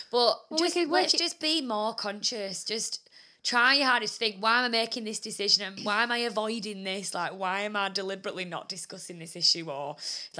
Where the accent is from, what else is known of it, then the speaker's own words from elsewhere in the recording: United Kingdom; we're white British